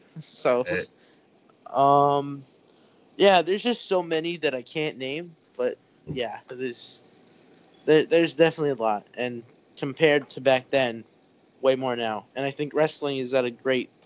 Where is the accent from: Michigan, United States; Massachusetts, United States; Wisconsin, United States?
Massachusetts, United States; Springfield; I'm from Springfield